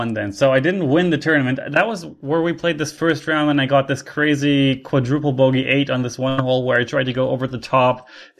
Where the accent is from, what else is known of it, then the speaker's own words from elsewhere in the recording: Canada; I should be the highest rated Canadian because, according to reality, I am Canadian.